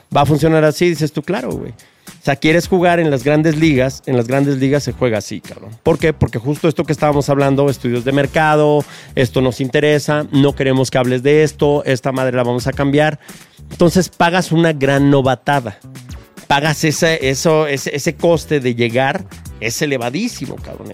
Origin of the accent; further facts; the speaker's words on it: Mexico City, Mexico; Yo vengo de un barrio yo crecí en el Triángulo de las Bermudas entre Tepito, La Lagunilla y La Guerrero.